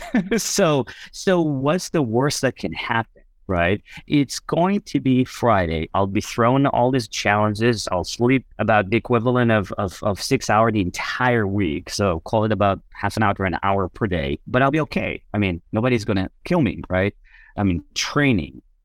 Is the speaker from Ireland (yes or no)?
no; Israel; moved away; I was born and raised in Israel